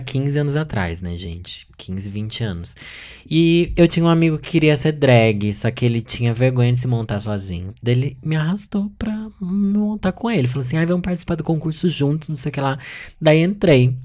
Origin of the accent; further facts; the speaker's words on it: Sorocaba, São Paulo, Brazil; moved away; eu sou de Sorocaba, interior de São Paulo